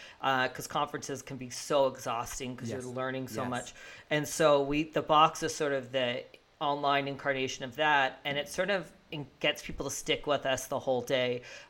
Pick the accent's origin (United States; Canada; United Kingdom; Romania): Canada; Fredericton, New Brunswick; I'm from Fredericton